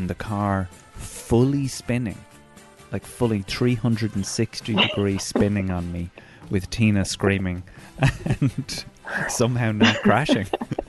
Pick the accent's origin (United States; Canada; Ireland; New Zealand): Ireland; Newbridge, County Kildare; moved away; my hometown of Newbridge. I'd have to say Newbridge is my hometown. I grew up on the Curragh